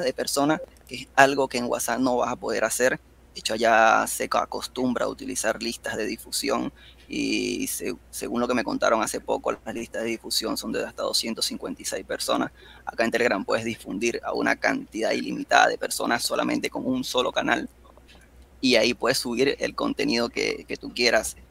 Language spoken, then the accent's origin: Spanish; Venezuela; yo soy acá de Venezuela